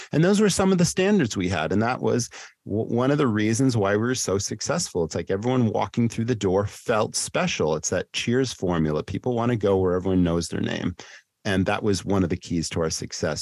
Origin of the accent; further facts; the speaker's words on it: Massachusetts, United States; my hometown in Massachusetts where I grew up